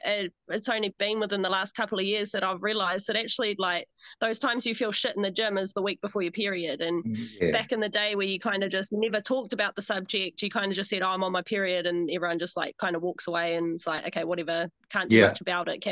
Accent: Rotorua, Bay of Plenty, New Zealand; now in Auckland, New Zealand; I grew up in Rotorua

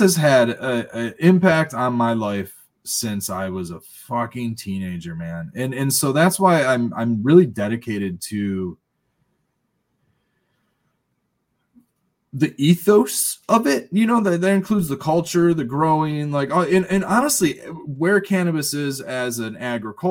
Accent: Westland, Michigan, United States; Growing up in Westland

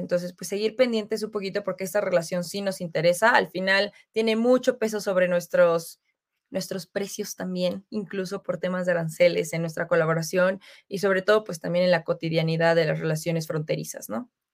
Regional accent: Mexico; nosotros como mexicanos

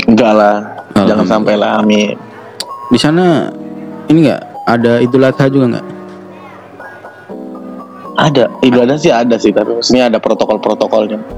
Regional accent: Makassar, South Sulawesi, Indonesia; Nah, jadi ya … gue asal Makassar

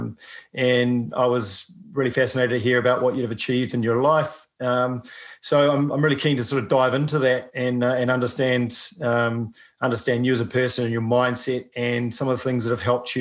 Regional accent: New Zealand; I'm a paraplegic from New Zealand

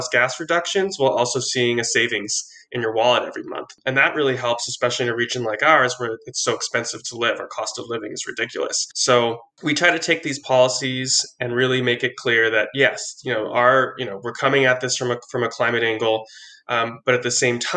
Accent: Oceanside, California, United States; I'm from Oceanside

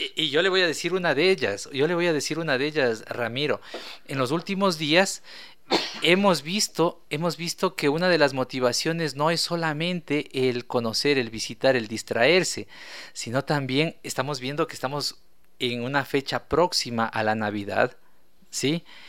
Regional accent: Ecuador; nosotros como ecuatorianos

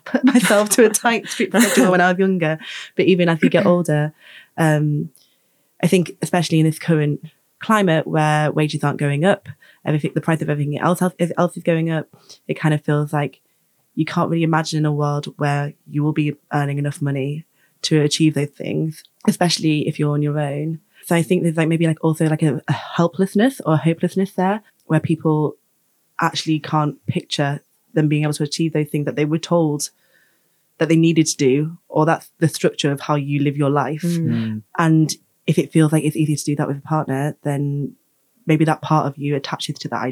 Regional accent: Hull, Yorkshire and the Humber, United Kingdom; moved away; people I went to school with back home, so I'm from Hull

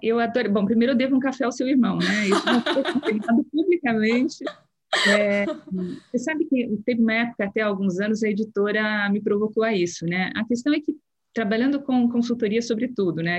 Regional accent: Brazil; nós somos brasileiros

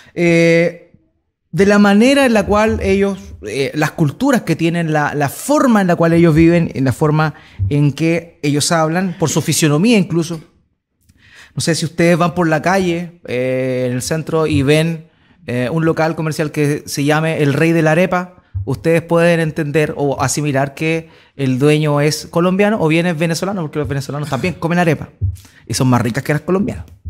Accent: Chile; Ya no somos chilenos

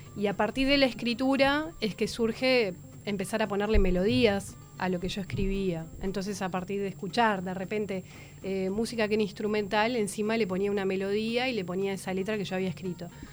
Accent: Uruguay; born or raised there; also born or lived in Paris, France

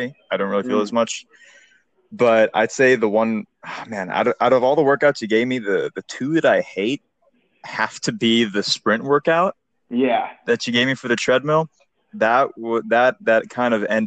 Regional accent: Houston, Texas, United States; I'm from Houston, Texas

